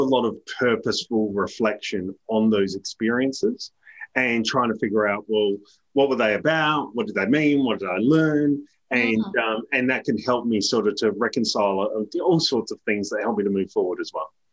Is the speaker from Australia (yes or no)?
yes; Adelaide Hills, South Australia, Australia; moved away as an adult; also born or lived in United Kingdom; now in Melbourne, Australia; I grew up in the Adelaide Hills in, in South Australia